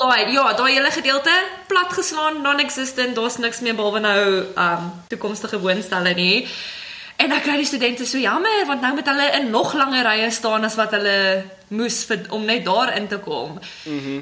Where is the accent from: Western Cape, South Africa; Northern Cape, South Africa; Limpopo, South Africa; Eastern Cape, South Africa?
Western Cape, South Africa; Garden Route; ons kom van die Garden Route af.